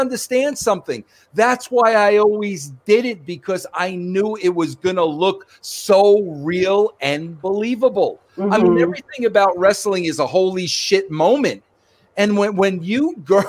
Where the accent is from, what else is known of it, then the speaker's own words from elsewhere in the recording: New York, United States; So, yes, I was born in Brooklyn. Yes, I was raised in New York